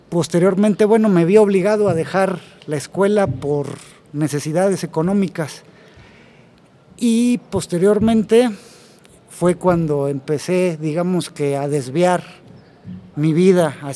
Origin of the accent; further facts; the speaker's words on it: Tampico, Tamaulipas, Mexico; yo soy originario de provincia, soy de Tampico, Tamaulipas.